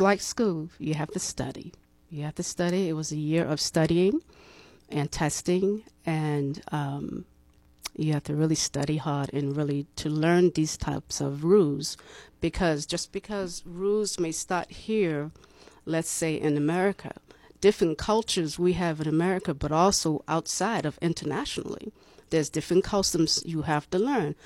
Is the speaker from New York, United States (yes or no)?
no; Boston, Massachusetts, United States; also born or lived in Cleveland, Ohio; now in Tallahassee, United States; I am from Boston, Massachusetts.